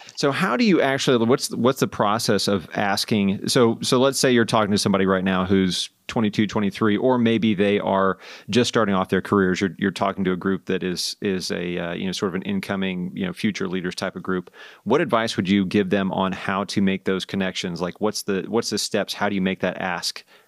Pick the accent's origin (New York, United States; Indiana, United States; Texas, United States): Indiana, United States; I grew up in Indiana